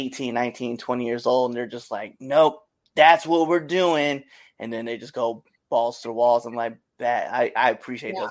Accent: Nebraska, United States; moved away; also born or lived in Auburn, Massachusetts; I'm originally from Nebraska

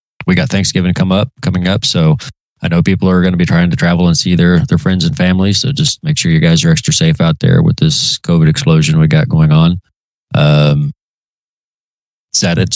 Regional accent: Oklahoma, United States; my home state

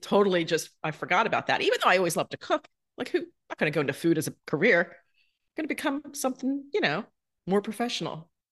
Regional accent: New Jersey, United States; moved away; also born or lived in Manhattan; when I was growing up in South Jersey

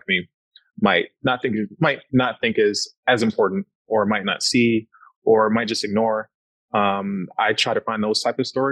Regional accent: Detroit, Michigan, United States; growing up in Detroit

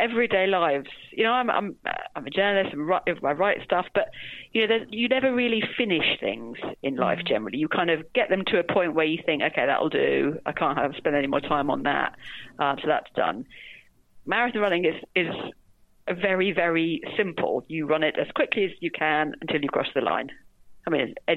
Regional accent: London, United Kingdom; I grew up in London.

